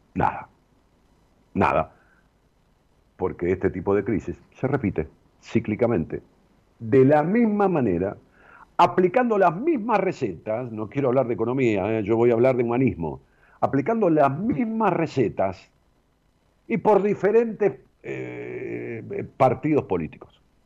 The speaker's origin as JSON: {"language": "Spanish", "town": "Ramos Mejía", "region": "Buenos Aires Province", "country": "Argentina", "said": "empezamos a hacer un edificio en Ramos Mejías, a mi pueblo"}